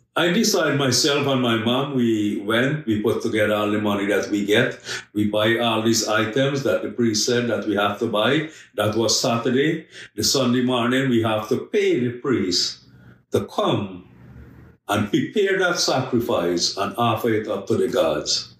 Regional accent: Guyana; I'm originally from Guyana. I born and raised in a very large Hindu family

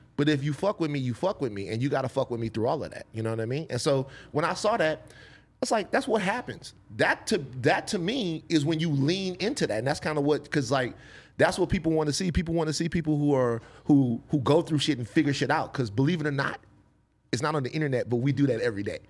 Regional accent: Baton Rouge, Louisiana, United States; growing up in Gardier Lane, South Baton Rouge

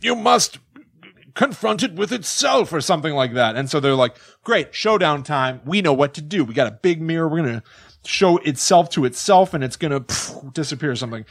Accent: Connecticut, United States; born or raised there; moved away

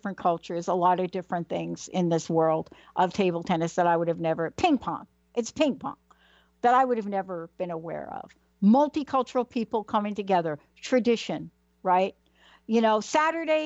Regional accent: New York City, New York, United States; I'm from New York, yeah? Mm. Born in the Bronx

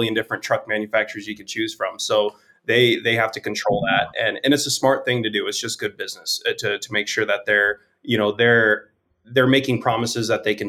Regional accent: Las Vegas, Nevada, United States; I'm from Vegas

